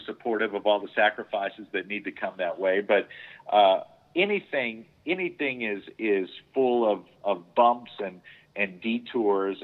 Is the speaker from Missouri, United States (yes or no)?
yes; St. Louis, Missouri, United States; I grew up in St. Louis, and as a child, I used to go see a lot of shows there at the Fox